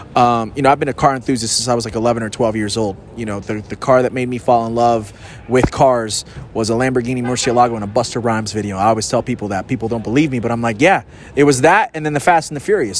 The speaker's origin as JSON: {"language": "English", "country": "Puerto Rico", "moved": "yes", "said": "I'm from Puerto Rico. My my, my peeps got hit by Fiona"}